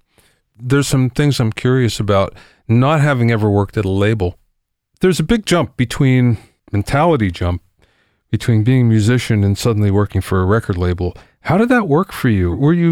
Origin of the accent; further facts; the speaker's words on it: Pennsylvania, United States; moved away; I grew up in Pennsylvania. I still go back there to see family every now and then.